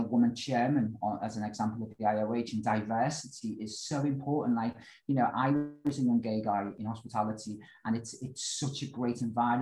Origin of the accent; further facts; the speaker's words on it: United Kingdom; I am a British lad